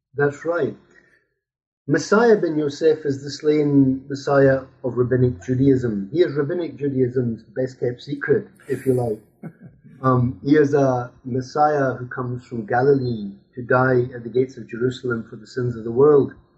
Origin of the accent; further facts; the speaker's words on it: Scotland, United Kingdom; now in Brussels, Belgium; I'm Scottish. I grew up in Scotland